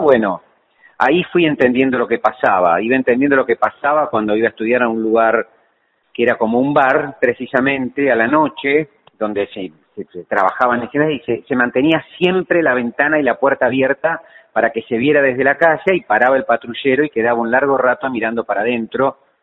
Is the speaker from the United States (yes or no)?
no; Lanús, Buenos Aires Province, Argentina; moved away as an adult; now in Buenos Aires, Argentina; Yo nací en Lanús, sí. Este, y viví siempre en Lanús hasta que me casé y después vine a Capital a, vivir.